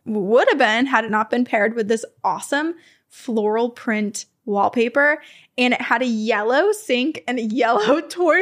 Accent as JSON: {"language": "English", "region": "Vermont", "country": "United States", "tie": "born or raised there", "accent": "Vermont", "moved": "yes", "said": "my home state of Vermont"}